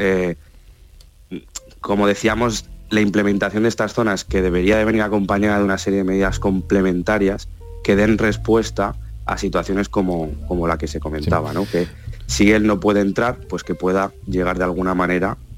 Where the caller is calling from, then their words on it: Cádiz, Andalusia, Spain; Mm, soy … de Cádiz.